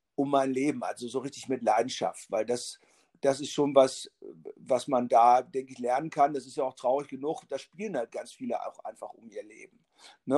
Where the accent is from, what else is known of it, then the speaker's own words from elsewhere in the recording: Braunschweig, Lower Saxony, Germany; also born or lived in Hannover / Berlin; bin ich in Braunschweig auch aufgewachsen